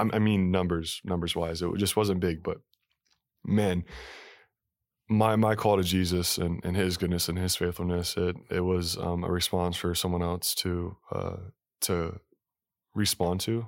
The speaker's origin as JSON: {"language": "English", "town": "Salt Lake City", "region": "Utah", "country": "United States", "tie": "born or raised there", "said": "I was born in Salt Lake City, Utah, Mormon, capital of the world"}